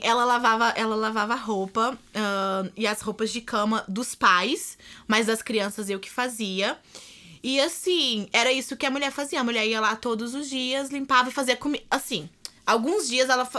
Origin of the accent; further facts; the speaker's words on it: Belo Horizonte, Minas Gerais, Brazil; moved away as an adult; also born or lived in California; now in Washington, United States; eu sou de Belo Horizonte, Minas Gerais.